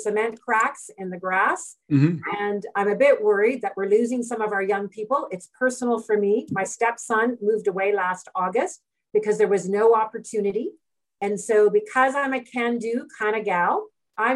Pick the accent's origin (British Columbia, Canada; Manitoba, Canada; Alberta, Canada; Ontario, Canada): Alberta, Canada; Edmonton; now in Calgary, Canada; I was born and raised in Edmonton.